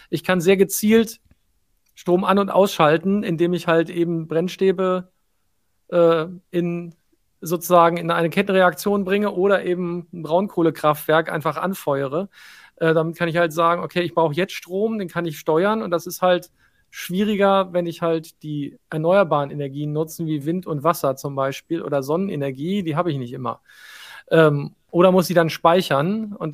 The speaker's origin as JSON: {"language": "German", "region": "Hesse", "country": "Germany", "said": "komm aus der Nähe von Rüsselsheim. Da haben wir das ah. gelernt in der Schule"}